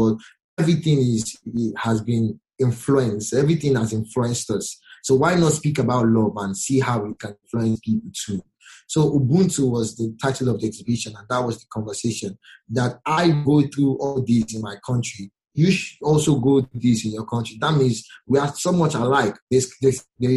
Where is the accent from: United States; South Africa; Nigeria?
Nigeria; I'm a Nigerian